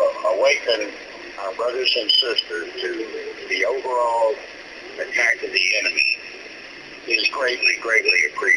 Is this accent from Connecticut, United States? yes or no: no; Texas, United States; now in Tennessee, United States; I'm originally from Texas.